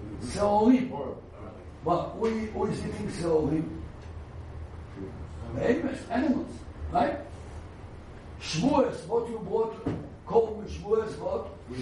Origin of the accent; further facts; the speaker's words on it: Jerusalem, Jerusalem District, Israel; I was naive. I come from Eir Shalim, you know. Every building is a yeshiva, Talmud Torah, Kole.